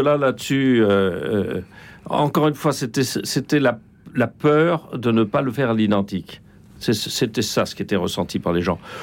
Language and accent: French; France